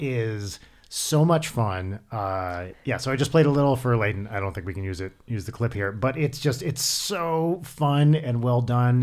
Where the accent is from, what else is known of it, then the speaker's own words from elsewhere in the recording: New Jersey, United States; now in Los Angeles, United States; I'm from New Jersey